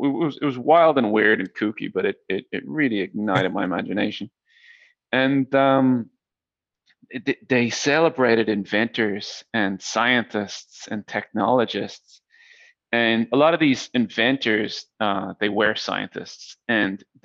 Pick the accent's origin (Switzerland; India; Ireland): Ireland; Dublin, Leinster; moved away as an adult; also born or lived in Silicon Valley, United States; So I grew up in Dublin, Ireland, where I am right now